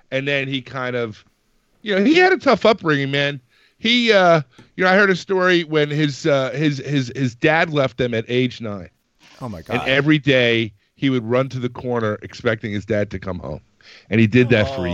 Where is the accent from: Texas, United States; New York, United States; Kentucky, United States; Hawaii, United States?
New York, United States; Manhattan; from Manhattan.